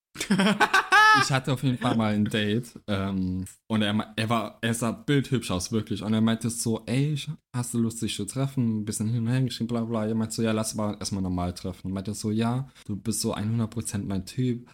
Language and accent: German; Trier, Rhineland-Palatinate, Germany; moved away; in Trier noch, in meiner Heimat